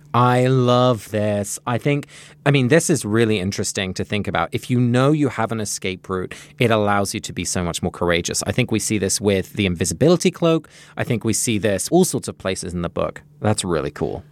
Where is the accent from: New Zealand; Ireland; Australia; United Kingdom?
United Kingdom; England; moved away; Growing up in England, I guess I didn't learn much of this kind of history.